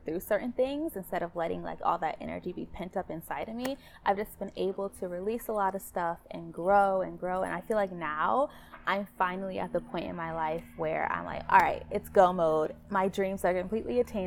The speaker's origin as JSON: {"language": "English", "region": "Michigan", "country": "United States", "said": "I am from Michigan, Midwest"}